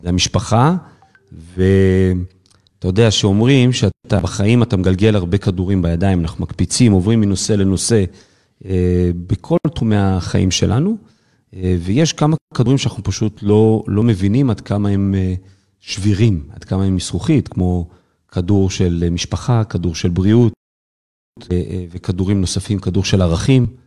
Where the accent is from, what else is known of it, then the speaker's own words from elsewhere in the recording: the Krayot, Haifa District, Israel; also born or lived in Kiryat Yam / Kiryat Ata; כל חיי גדלתי וצמחתי בקריות, אני יליד בקריית ים, אחר כך עברתי לקריית אתא